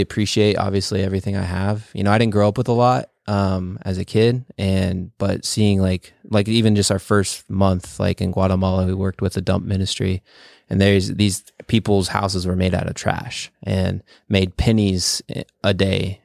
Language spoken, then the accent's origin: English; California, United States; also born or lived in Chihuahua, Mexico; in second grade, I moved from California to, uh, Mexico, and we lived there for, like, six months